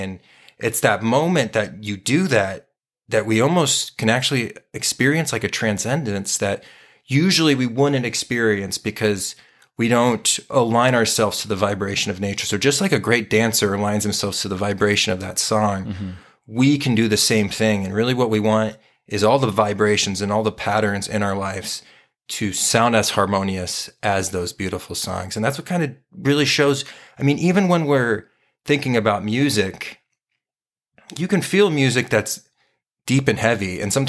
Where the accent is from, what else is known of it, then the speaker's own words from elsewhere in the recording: Southwest, United States; we grew up in the Southwest of the United States, so we were very influenced by California punk bands.